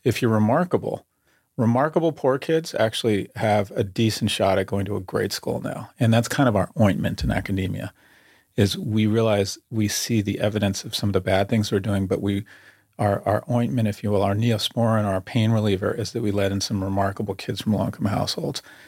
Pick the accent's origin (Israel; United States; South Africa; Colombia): United States; California; I grew up in California